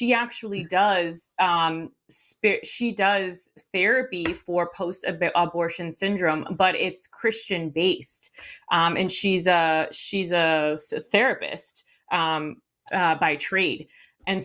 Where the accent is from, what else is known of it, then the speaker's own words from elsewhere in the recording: Puerto Rico; now in United States; I was born here, but I grew up in Puerto Rico